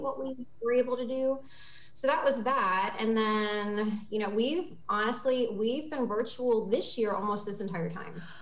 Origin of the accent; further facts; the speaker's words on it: Martinsburg, West Virginia, United States; now in Virginia, United States; my hometown, Martinsburg.